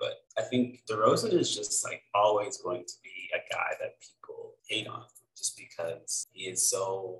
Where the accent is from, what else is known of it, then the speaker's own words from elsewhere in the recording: Canada; I'm Canadian